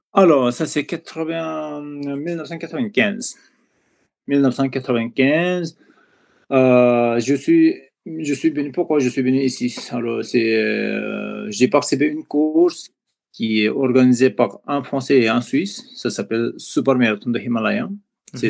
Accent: Koshi Province, Nepal; French is a second language; moved away as an adult; also born or lived in Europe; je suis originaire de Népal. Voilà, je suis né dans la Bali de, Bali de dans la région de Everest

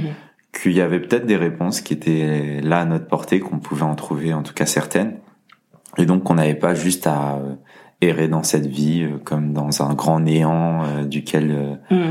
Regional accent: Lyon, Auvergne-Rhône-Alpes, France; je suis lyonnais

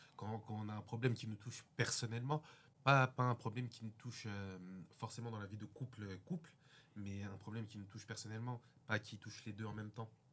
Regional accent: Courbevoie, Île-de-France, France; Je suis né à Courbevoie 92 600

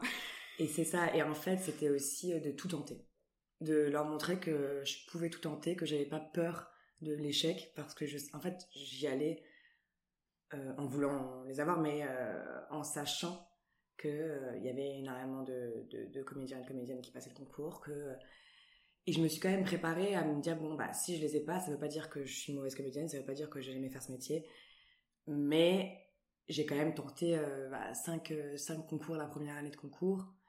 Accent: Antibes, Provence-Alpes-Côte d'Azur, France; moved away as an adult; now in Paris, France; je viens d'Antibes, je suis originaire d'Antibes

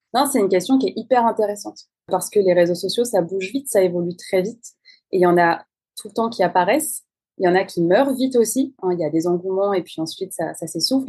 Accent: France; je suis française

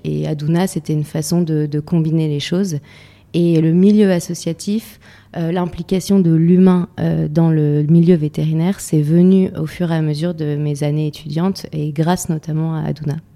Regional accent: Lille, Hauts-de-France, France; moved away as an adult; also born or lived in Zambia / Pas-de-Calais; je suis de Lille, donc je suis une fille euh, citadine à la base

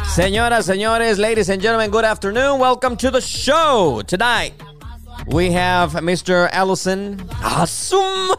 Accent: Mexico; now in United States; como mexicanos de repente cruzamos el charco y ya nos hicimos gringos

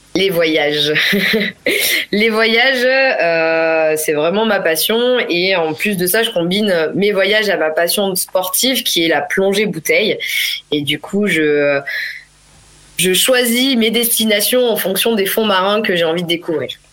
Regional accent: Clermont-Ferrand, Auvergne-Rhône-Alpes, France; moved away as an adult; je suis née et j'ai grandi en Auvergne, à Clermont-Ferrand précisément.

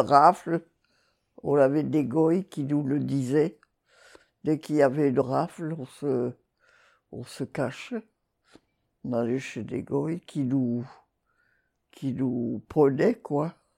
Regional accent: Bas-Rhin, Alsace, Grand Est, France; moved away; also born or lived in Montpellier; Je suis née à Yvider, qui est dans le Bas-Rhin. C'est entre Strasbourg et Sarreguemines

